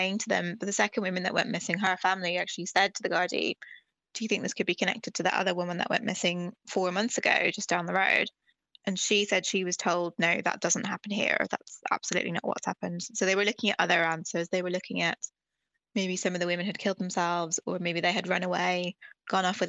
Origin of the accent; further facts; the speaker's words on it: Ireland; growing up in Ireland